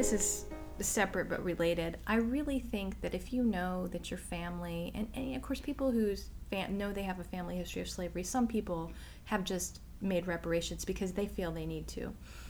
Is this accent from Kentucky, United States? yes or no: yes; Kentucky, United States; I grew up in Kentucky